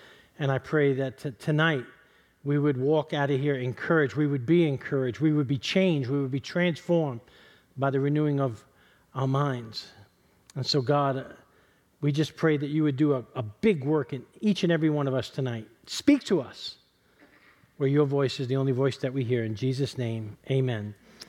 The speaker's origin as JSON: {"language": "English", "town": "East Harlem", "region": "New York", "country": "United States", "tie": "born or raised there", "said": "I want to dedicate tonight's service to a buddy of mine that I grew up with in East Harlem."}